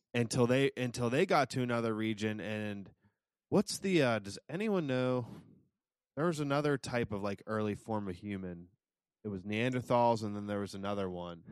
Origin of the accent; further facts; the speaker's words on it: United States; as an American